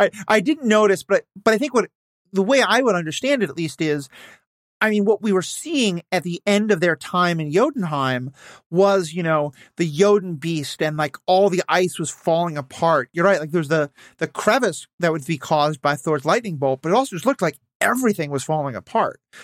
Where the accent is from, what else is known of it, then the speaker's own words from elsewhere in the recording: Minnesota, United States; as a Minnesotan